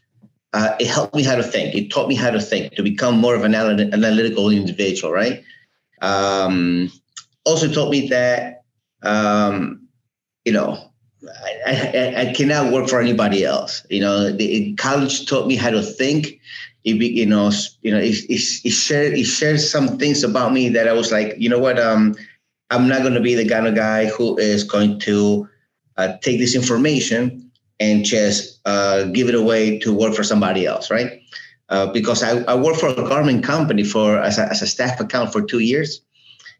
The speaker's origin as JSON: {"language": "English", "country": "Uruguay", "tie": "born or raised there", "also_born_or_lived": "New Jersey, United States", "moved": "yes", "lives_now": "Fort Lauderdale, United States", "said": "Well, I was born in Uruguay. I came to America in 1980 and naturalized in 85."}